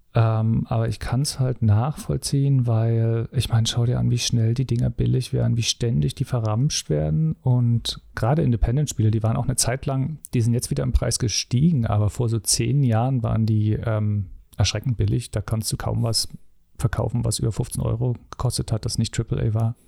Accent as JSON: {"language": "German", "town": "Dresden", "region": "Saxony", "country": "Germany", "tie": "born or raised there", "said": "da ich im Osten aufgewachsen bin"}